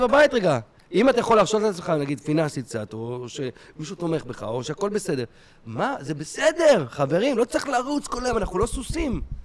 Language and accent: Hebrew; Kfar Saba, Central District, Israel; גדלתי בשכונה טובה בכפר סבא